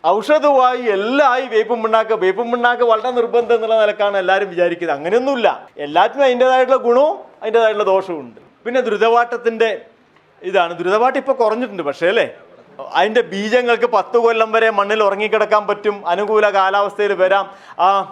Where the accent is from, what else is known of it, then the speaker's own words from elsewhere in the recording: Kerala, India; ഞങ്ങളുടെ നാട്ടിലൊക്കെ പോയിട്ടുണ്ട് അവിടെ വെള്ളരിക്കുണ്ട് എന്ന് പറഞ്ഞൊരു സ്ഥലത്ത്